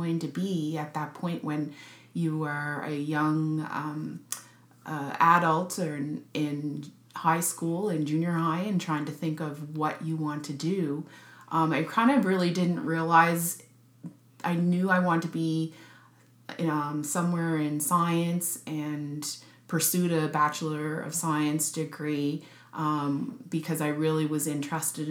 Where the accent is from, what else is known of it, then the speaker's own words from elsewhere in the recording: Sydney, Nova Scotia, Canada; moved away as an adult; also born or lived in Edmonton, Alberta; now in Halifax, Canada; I was born in Edmonton, Alberta. However, I only lived there for 2 years of my life and then moved to Sydney, Nova Scotia, where I have family roots in Sydney, and spent my childhood in Sydney